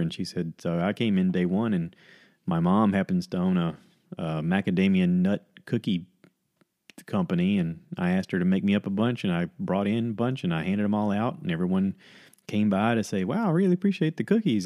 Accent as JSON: {"language": "English", "country": "United States"}